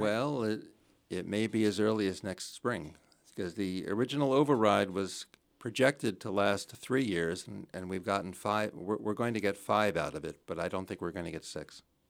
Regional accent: New Jersey, United States; moved away as an adult; also born or lived in Connecticut / Chicago; now in Belmont, United States; I'm from New Jersey originally. I grew up in New Jersey

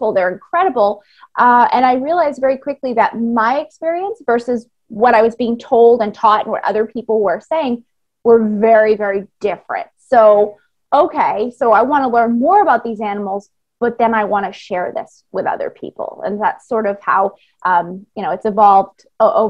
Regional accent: Maine, United States; moved away as an adult; now in Bahamas; I grew up in Maine, but was lucky to go to the ocean a lot.

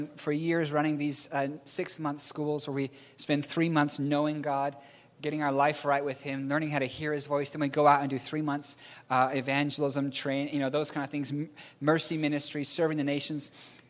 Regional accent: New Zealand; accent: strange; also born or lived in Philippines; I'm a New Zealander born in the Philippines. I have a strange accent.

